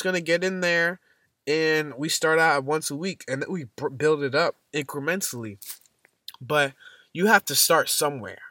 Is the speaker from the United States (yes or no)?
yes; Boston, Massachusetts, United States; I'm from Boston, Massachusetts. And winter is nothing new to us